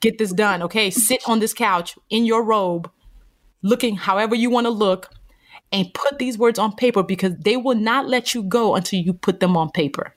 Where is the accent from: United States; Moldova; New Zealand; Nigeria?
Nigeria; born or raised there